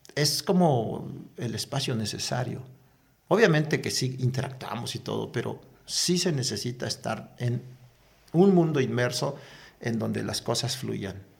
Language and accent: Spanish; Chicapa de Castro, Oaxaca, Mexico; moved away; la playa de mi pueblo, en donde íbamos a recoger la sal, a levantar la sal, a cosechar la sal, y también íbamos a pescar, pero con una particularidad, con un viento exagerado. Justo ah, cuando desemboca ese viento al mar. Ahí es donde, donde yo nací